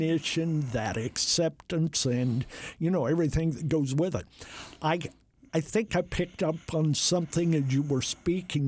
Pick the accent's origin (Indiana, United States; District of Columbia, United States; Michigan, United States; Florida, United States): Indiana, United States; Jay County; I come from Jay County